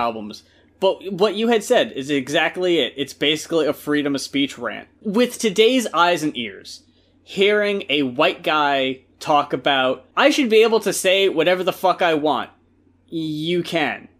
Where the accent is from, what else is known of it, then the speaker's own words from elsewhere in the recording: New Jersey, United States; when I was growing up in Jersey